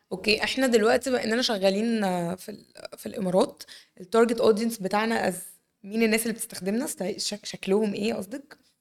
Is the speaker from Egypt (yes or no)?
yes; Egypt; عندنا في مصر